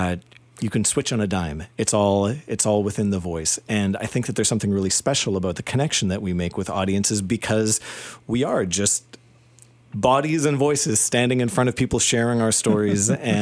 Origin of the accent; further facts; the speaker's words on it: Saskatchewan, Canada; moved away as an adult; I came to Toronto from Saskatchewan when I was 19, and I came to study composition